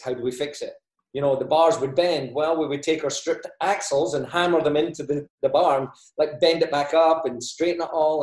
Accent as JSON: {"language": "English", "region": "Scotland", "country": "United Kingdom", "also_born_or_lived": "Australia", "moved": "as an adult", "lives_now": "United States", "said": "1995, I emigrated to Australia from Scotland"}